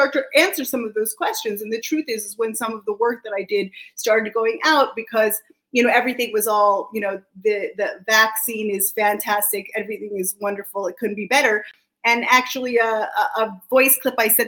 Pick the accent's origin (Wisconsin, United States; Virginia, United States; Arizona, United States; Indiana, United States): Virginia, United States; just outside DC on the Virginia side, United States; now in Israel; I'm American also. I was grew up just outside DC on the Virginia side